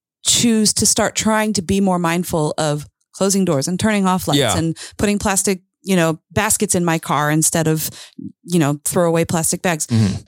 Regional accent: Lake Michigan area, United States; And, you know, I grew up near Lake Michigan, and there are certain areas you can hike along Lake Michigan, Mount Baldy

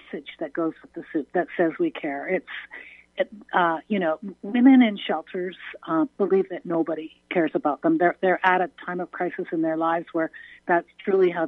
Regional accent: Canada; I'm a Canadian girl who started this amazing organization called Soup Sisters in Calgary, Alberta, Western Canada, in 2009

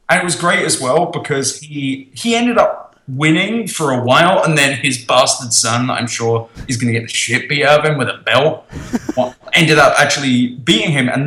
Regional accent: Pennsylvania, United States; oh, I'm from Pennsylvania.

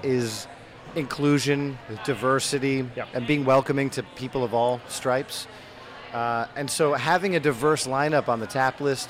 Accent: New England, United States; I'm from New England.

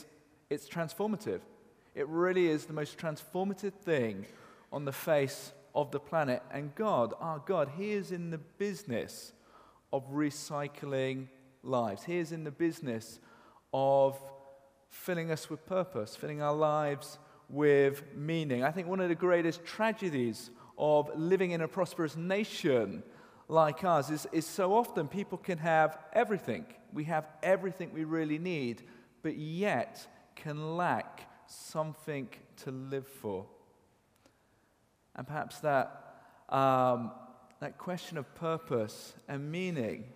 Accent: Cheltenham, South West England, United Kingdom; Grew up on a council estate in Cheltenham

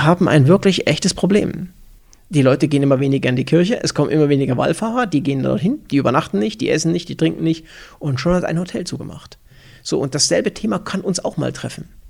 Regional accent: Upper Franconia, Bavaria, Germany; moved away as an adult; also born or lived in near Erfurt, Thuringia; now in Füssen, Germany; als Oberfranke, ja, wir haben Nürnberg Ice Tigers

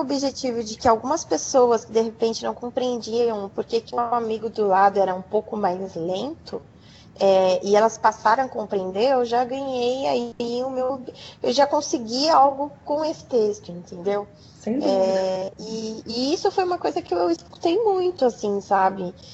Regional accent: coast of São Paulo, Brazil; Sou do litoral de São Paulo

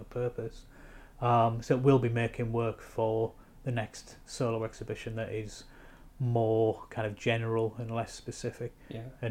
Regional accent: Hartlepool, North East England, United Kingdom; moved away; I'm from Hartlepool

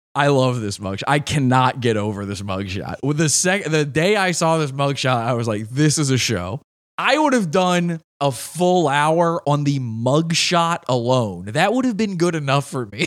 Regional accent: Virginia, United States; Virginia, my home state.

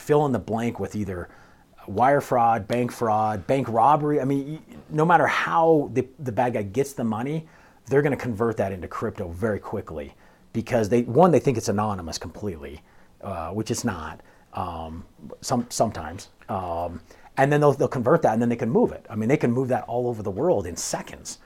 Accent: St. George, Utah, United States; moved away as an adult; also born or lived in Cedar City, Utah; now in Colorado, United States; I'm originally from Saint George, Utah.

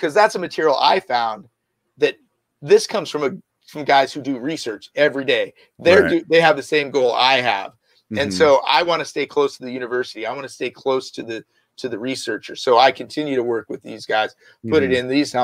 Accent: San Jose, California, United States; also born or lived in Los Angeles; I grew up right here in the Bay Area, San Jose

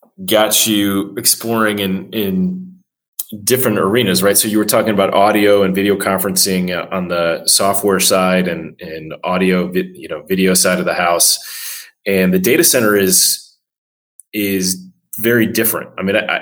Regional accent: Midwest, United States; I'm a fellow Midwesterner

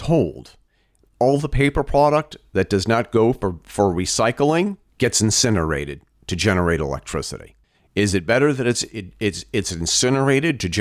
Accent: Vermont, United States; my home state of Vermont

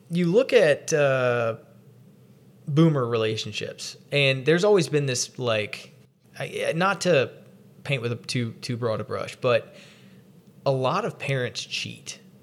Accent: the South, United States; in almost 30 years of growing up in the South

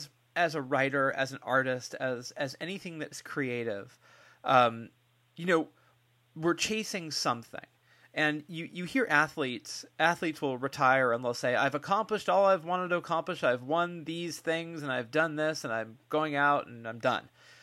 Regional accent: Berkeley, California, United States; I grew up, like I was telling you, here in Berkeley.

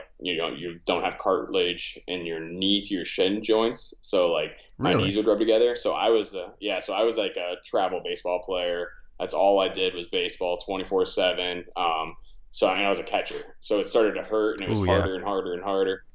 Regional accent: Orlando, Florida, United States; born and raised in Florida, this was all on like the East Coast side, like Orlando

